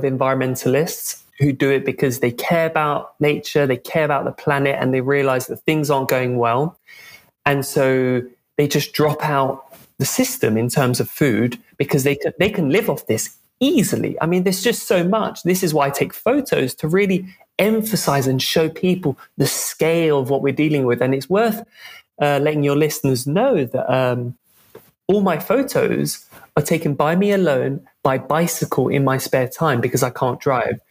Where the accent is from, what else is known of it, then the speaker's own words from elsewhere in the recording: London, United Kingdom; moved away as an adult; also born or lived in Scotland; I grew up in Western Europe to French and English parents, but I grew up in London mostly, in the capital of the UK.